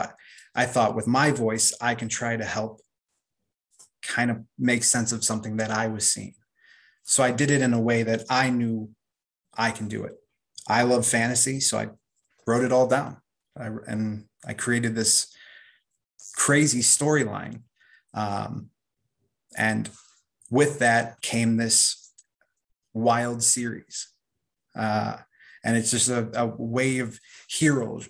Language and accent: English; Chicago, Illinois, United States; I'm from Chicago